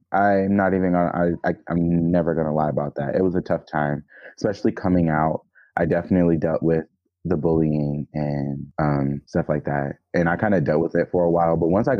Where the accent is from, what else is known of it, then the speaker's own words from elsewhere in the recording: Jackson, Georgia, United States; also born or lived in Gwinnett; I technically grew up as a child in Atlanta, Georgia. Well, not Atlanta, Georgia, but Georgia. It was a little town called Jackson, Georgia.